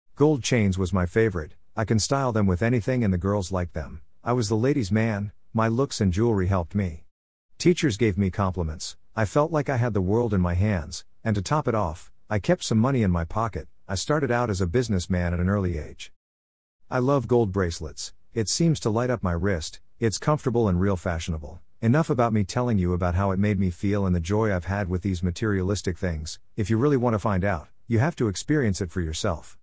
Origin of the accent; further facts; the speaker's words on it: Atlanta, Georgia, United States; also born or lived in Brooklyn, New York; I was visiting from Atlanta, even though my birthplace was Brooklyn, New York.